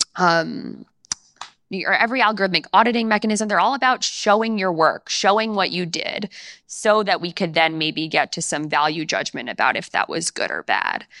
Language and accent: English; New York, United States; I'm from New York, and my parents went to Queens College